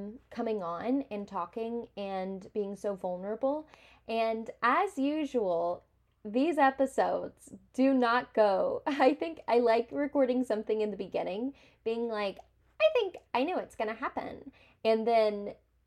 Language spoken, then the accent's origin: English; Tennessee, United States; I'm from Tennessee